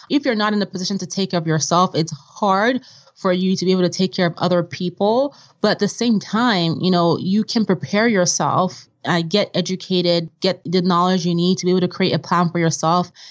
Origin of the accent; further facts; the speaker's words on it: Vienna, Austria; also born or lived in Nigeria; growing up in Vienna and in Nigeria, there was nothing like a credit card at the time. You know, everything was cash based.